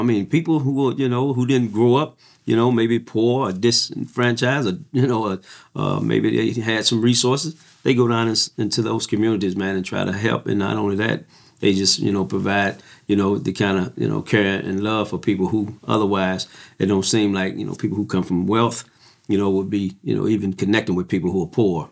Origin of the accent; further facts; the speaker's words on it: Missouri, United States; I'm from Missouri.